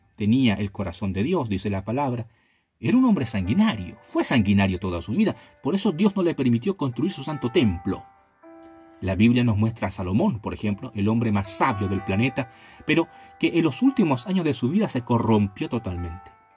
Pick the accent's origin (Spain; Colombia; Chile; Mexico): Chile; also born or lived in La Calera; en mi país, en mi hermoso país llamado Chile